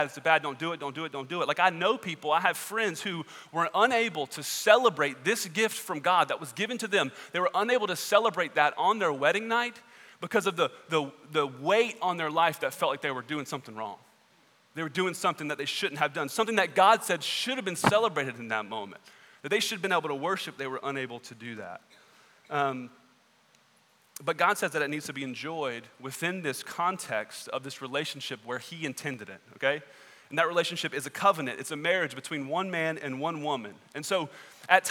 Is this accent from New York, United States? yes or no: no; Southwest Georgia, United States; I grew up in Southwest Georgia